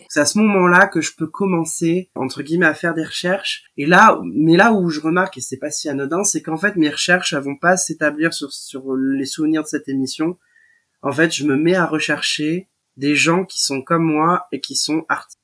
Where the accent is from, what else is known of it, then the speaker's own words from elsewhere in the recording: Royan, Nouvelle-Aquitaine, France; mon lycée de, de, Royan. Hein, je suis originaire de Royan.